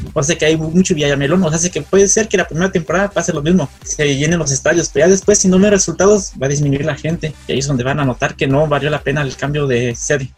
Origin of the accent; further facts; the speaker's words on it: Morelia, Michoacán, Mexico; yo soy de, yo soy de Morelia, Michoacán